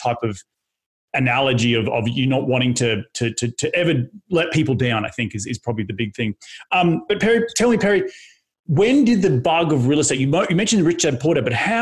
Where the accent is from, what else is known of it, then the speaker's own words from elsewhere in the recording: Australia; growing up in Australia, it was very, you know, I grew up with blue collar parents